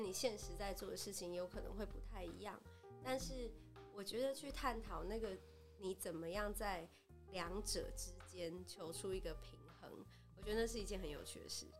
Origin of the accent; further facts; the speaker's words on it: Taiwan; moved away; 我自己是在台湾长大的啦